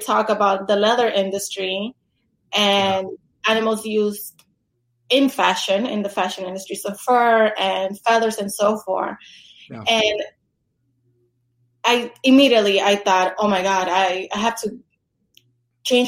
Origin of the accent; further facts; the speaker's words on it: New York City, New York, United States; moved away as an adult; also born or lived in Los Angeles; I'm from New York